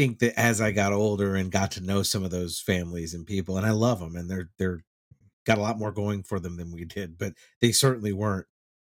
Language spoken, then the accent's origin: English; Texas, United States; that was a lot of what I grew up seeing in Texas.